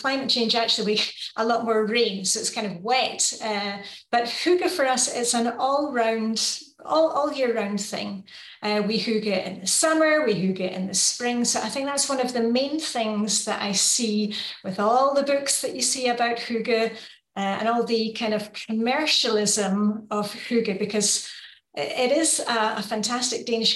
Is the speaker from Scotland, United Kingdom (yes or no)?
yes; Edinburgh, Scotland, United Kingdom; moved away as an adult; also born or lived in Luxembourg; now in Denmark; I'm from Edinburgh in Scotland